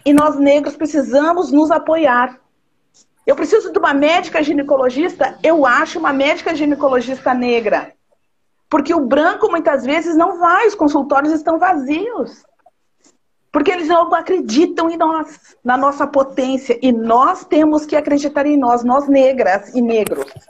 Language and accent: Portuguese; São Borja, Rio Grande do Sul, Brazil; eu nasci lá em São Borja